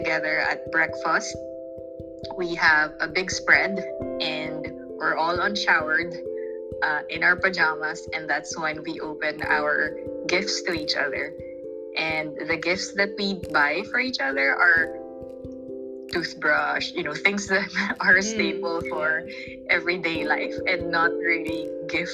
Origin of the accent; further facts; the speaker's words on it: Philippines; I'm from the Philippines, and normally we celebrate Christmas Eve on the 24th